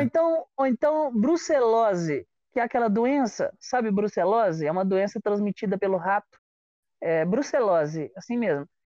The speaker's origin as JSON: {"language": "Portuguese", "town": "Juiz de Fora", "region": "Minas Gerais", "country": "Brazil", "tie": "born or raised there", "moved": "yes", "said": "Eu sou de de Fora, que é uma cidade que fica a três horas do Rio de Janeiro"}